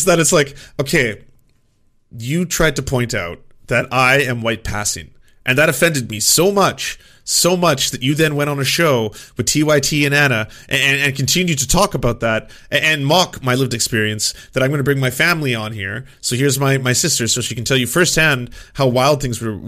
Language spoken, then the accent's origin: English; Vancouver, British Columbia, Canada; I grew up first in Vancouver and then in a small town